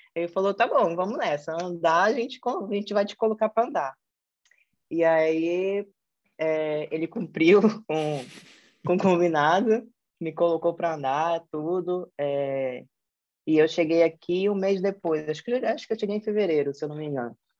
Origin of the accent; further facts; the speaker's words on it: Manaus, Amazonas, Brazil; accent: Brazilian; moved away as an adult; also born or lived in São Paulo, Brazil; now in Portugal; pelo sotaque, eu sou brasileira. Eu nasci em Manaus, Amazonas, que é o norte do Brasil. É, conheci, estudei lá, é, fiz toda a minha vida de formação acadêmica em Manaus